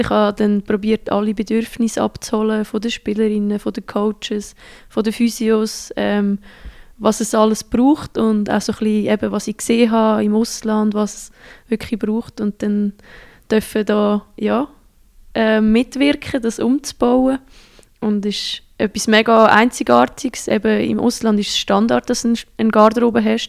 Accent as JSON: {"language": "German", "region": "Central Switzerland", "country": "Switzerland", "tie": "born or raised there", "also_born_or_lived": "Sweden", "moved": "as an adult", "said": "in meiner Heimat, die Zentralschweiz"}